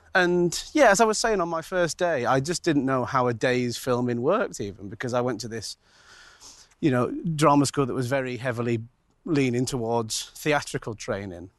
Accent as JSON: {"language": "English", "town": "Manchester", "region": "North West England", "country": "United Kingdom", "said": "I'm from Manchester"}